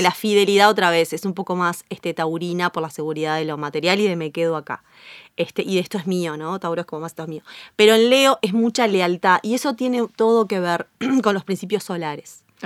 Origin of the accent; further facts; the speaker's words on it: Uruguay; soy muy uruguaya